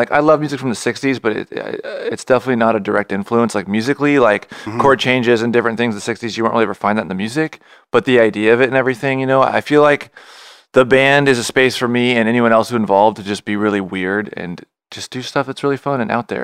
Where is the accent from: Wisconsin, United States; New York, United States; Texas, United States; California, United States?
California, United States; Ventura; also born or lived in Santa Monica; I grew up for the most part in Ventura